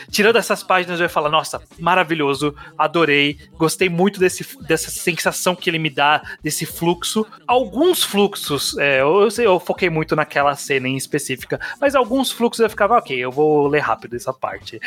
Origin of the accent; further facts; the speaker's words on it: São Paulo, Brazil; Eu que sou paulista, não moro na, na capital, frequento ela, mas moro numa cidade é, de interior.